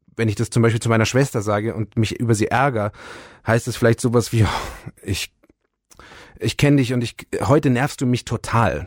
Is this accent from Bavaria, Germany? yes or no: yes; Bayerisch Gmain, Bavaria, Germany; also born or lived in Ulm; als ich ein Jahr alt war, waren wir schon hier, weil mhm. das Haus schon mein Urgroßvater 1934 gebaut hat